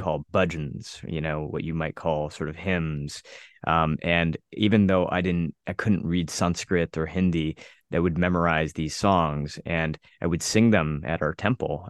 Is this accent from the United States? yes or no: yes; United States; an Indian kid growing up in the United States